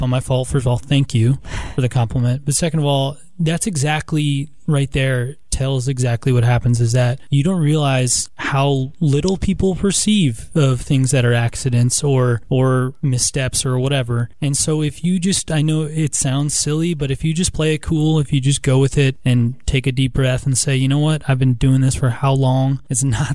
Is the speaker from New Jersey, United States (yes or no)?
yes; New Jersey, United States; moved away as an adult; also born or lived in New York City; now in Columbus, United States; I'm originally from New Jersey. I grew up, was born and raised in New Jersey, went to college in New York City.